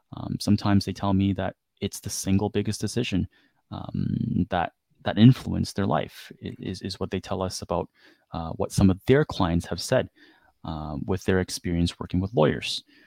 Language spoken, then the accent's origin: English; Canada; growing up in Canada